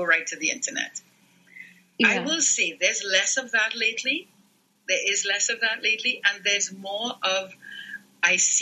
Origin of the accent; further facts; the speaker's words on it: Trinidad & Tobago; moved away as an adult; I was born and raised in Trinidad and Tobago